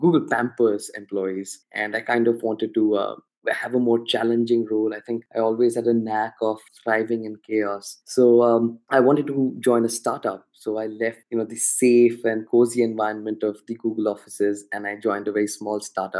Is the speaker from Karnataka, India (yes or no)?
no; Kolkata, West Bengal, India; also born or lived in Hyderabad / Pune; I belong to a city called Calcutta.